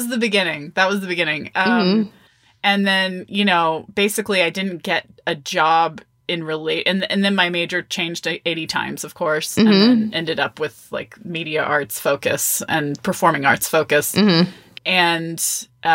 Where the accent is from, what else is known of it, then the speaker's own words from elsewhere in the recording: Austin, Texas, United States; moved away as an adult; also born or lived in Olympia, Washington; I came back home to, I'm from Austin, Texas. So I came back to Austin